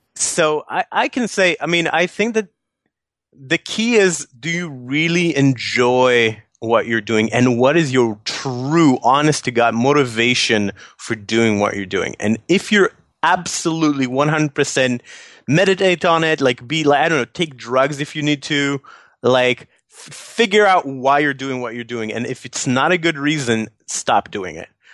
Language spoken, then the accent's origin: English; Tel Aviv, Tel Aviv District, Israel; moved away as an adult; also born or lived in New York City; I went back to my hometown after we sold the company, um, and and kind of kind of living in Tel Aviv right now